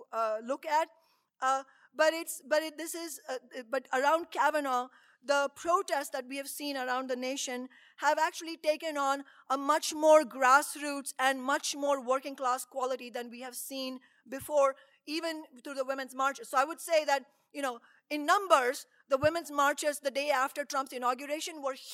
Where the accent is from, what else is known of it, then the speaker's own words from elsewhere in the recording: India; moved away; all the way from India, my home country